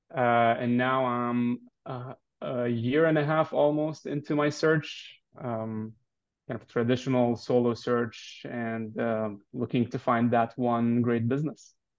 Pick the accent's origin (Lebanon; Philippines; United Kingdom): Lebanon; moved away as an adult; I'm originally from Lebanon, was born and raised there